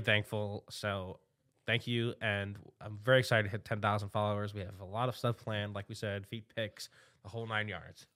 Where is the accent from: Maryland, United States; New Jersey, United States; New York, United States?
New York, United States; New York City; I'm a New Yorker